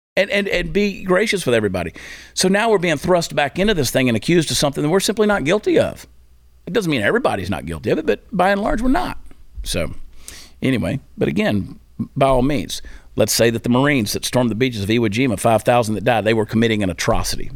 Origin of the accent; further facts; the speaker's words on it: Georgia, United States; I grew up in Georgia.